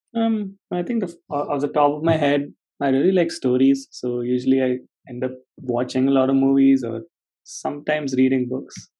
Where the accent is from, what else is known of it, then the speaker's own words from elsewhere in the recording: Chennai, Tamil Nadu, India; moved away as an adult; also born or lived in Nagpur / Pune; now in United Kingdom; I'm from Nagpur, but I've been raised in Chennai. So um yeah, most of my life lived in Chennai, then moved to Pune for undergrad.